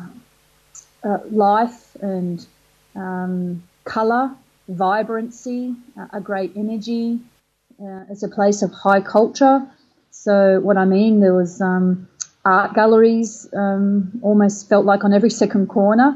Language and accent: English; Australia; I was Australian